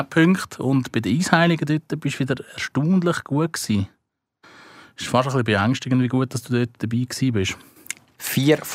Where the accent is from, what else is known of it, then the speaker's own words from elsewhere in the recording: Switzerland; Aber nicht da bei uns in der Schweiz.